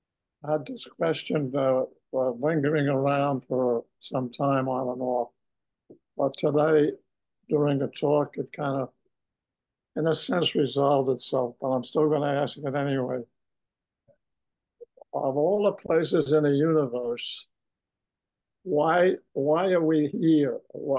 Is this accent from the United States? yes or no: yes; Woodside, New York, United States; But I just want to also add that I'm from Woodside, Queens, so I'm very close to this.